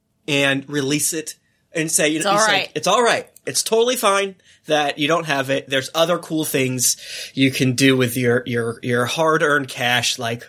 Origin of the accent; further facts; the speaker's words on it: the South, United States; I'm really glad that I was raised in the South.